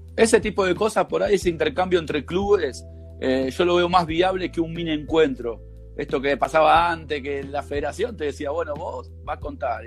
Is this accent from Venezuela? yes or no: no; Villa Sarmiento, Buenos Aires, Argentina; Yo de ahí, mira, hice jardín ahí al lado, la escuela